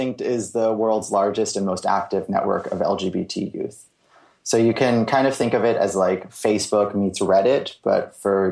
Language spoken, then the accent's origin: English; the Bay Area, California, United States; also born or lived in Los Angeles; now in San Francisco, United States; I grew up in the Bay Area